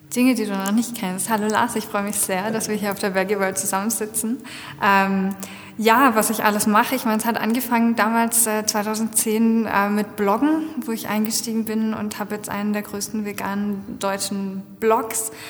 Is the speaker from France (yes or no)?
yes; France; moved away; ich bin in Frankreich aufgewachsen